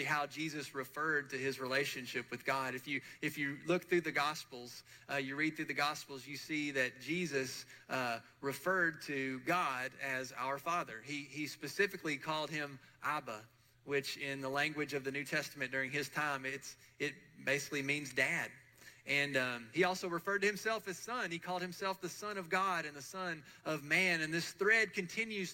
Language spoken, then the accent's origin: English; Murfreesboro, Tennessee, United States; I grew up here in Murfreesboro with both sets of grandparents